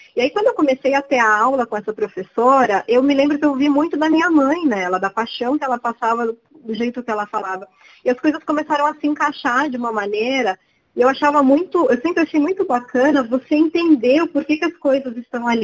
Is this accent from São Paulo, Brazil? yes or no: yes; São Paulo, Brazil; moved away as an adult; also born or lived in Rio de Janeiro, Brazil; Eu falo que eu sou a paulistana mais carioca do mundo